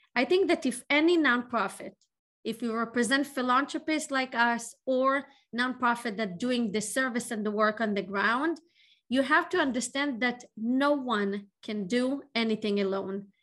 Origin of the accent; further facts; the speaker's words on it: Israel; moved away as an adult; now in Boston, United States; I was born in Israel